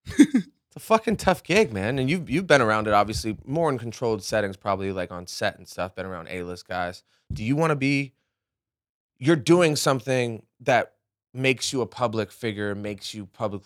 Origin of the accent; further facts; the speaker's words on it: New England, United States; I grew up in New England.